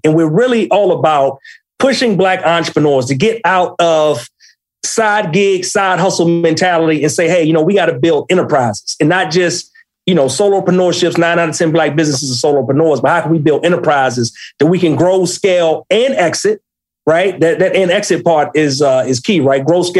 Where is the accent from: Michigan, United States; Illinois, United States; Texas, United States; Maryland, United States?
Maryland, United States; accent: DMV; No, I'm originally from Maryland, Prince George's County. So if not already, my DMV vernacular will pick up during the interview at some point.